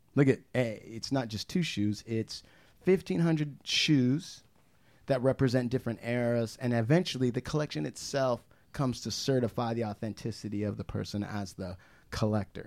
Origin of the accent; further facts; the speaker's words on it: United States; I'm American Indian, okay? I grew up on reservation.